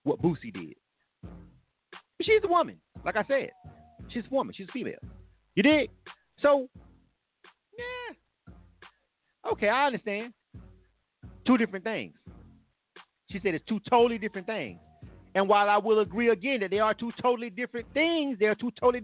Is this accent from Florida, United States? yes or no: yes; Florida, United States; I'm from Florida